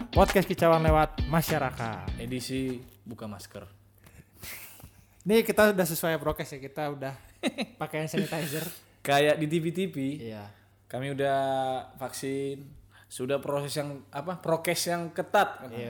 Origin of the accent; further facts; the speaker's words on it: Bandung, West Java, Indonesia; aku orang Bandung tapi enggak.